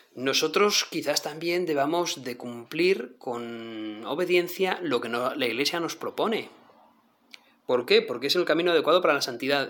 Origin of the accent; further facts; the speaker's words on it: northern Spain, Spain; como decimos aquí en el norte de España